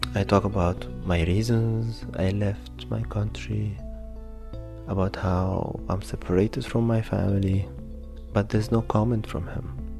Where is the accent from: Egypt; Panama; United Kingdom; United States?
Egypt; moved away as an adult; now in Berlin, Germany; I'm from Egypt